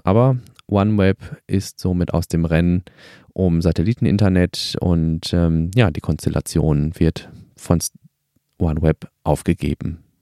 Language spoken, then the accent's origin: German; Germany; bei uns in Deutschland